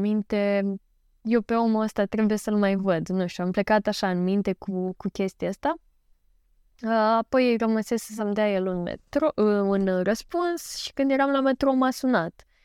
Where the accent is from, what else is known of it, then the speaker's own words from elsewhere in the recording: Galați, Galați County, Romania; sunt din Galați